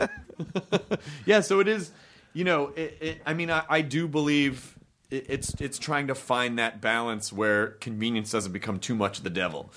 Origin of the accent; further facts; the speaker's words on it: Memphis, Tennessee, United States; I'm from Memphis